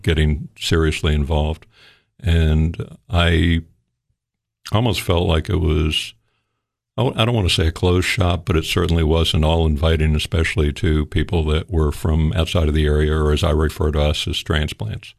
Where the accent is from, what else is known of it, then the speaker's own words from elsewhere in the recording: Fort Lauderdale, Florida, United States; moved away as an adult; now in Sparta, Tennessee, United States; my wife and I, uh, we come from South Florida